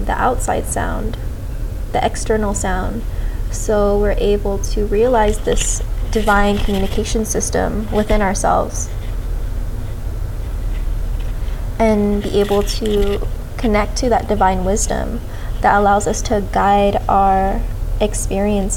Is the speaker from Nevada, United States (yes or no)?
yes; Las Vegas, Nevada, United States; I've grown up in Vegas. I've been here most of my life